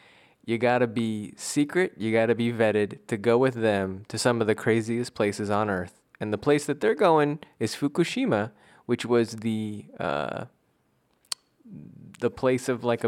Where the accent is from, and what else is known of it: East Coast, United States